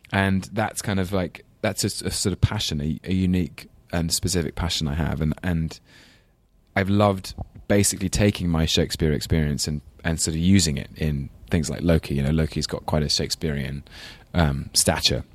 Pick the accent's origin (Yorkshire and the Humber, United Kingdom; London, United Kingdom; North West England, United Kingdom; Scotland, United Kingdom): London, United Kingdom; accent: English London; my very English London accent